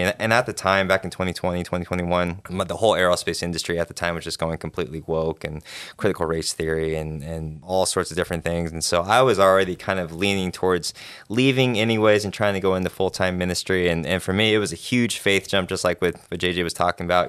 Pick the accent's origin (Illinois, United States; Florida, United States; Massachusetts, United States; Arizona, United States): Arizona, United States; moved away as an adult; now in Kentucky, United States; I was born raised in Arizona